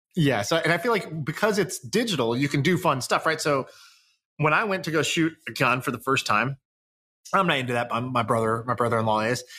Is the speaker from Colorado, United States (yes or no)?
yes; Colorado, United States; I grew up in Colorado